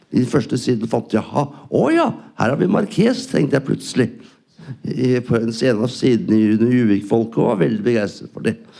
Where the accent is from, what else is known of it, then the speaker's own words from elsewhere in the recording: Norway; jeg er norsk